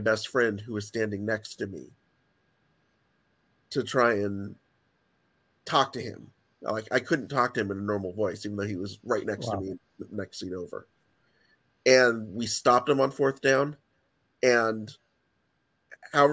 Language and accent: English; United States; being an American